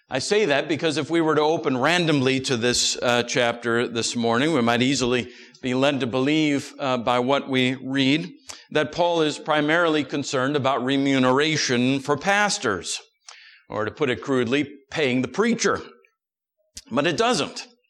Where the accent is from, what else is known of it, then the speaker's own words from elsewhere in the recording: United States; we're American Christians in America